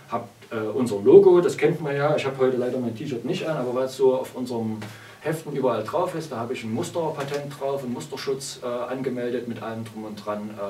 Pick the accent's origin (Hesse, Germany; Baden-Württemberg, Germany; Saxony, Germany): Saxony, Germany; Chemnitz; im Comicladen in meiner Heimatstadt Chemnitz angesprochen